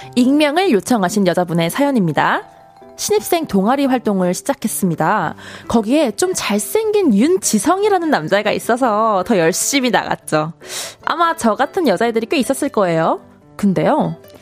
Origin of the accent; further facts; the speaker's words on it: Suwon, Gyeonggi Province, South Korea; 저는 수원 사람이에요